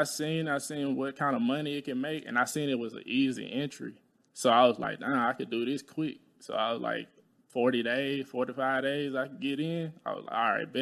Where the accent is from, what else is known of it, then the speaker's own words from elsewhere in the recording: Talladega, Alabama, United States; moved away; I'm from Alabama. I'm from, like, Talladega, Alabama